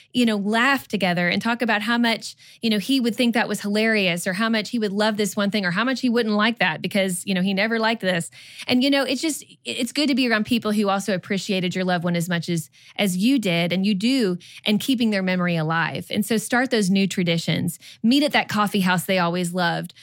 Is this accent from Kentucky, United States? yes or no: yes; Kentucky, United States; moved away as an adult; also born or lived in Georgia; now in Texas, United States; We grew up in Kentucky, but we, we lived in Georgia for about ten years, and then now we're in Texas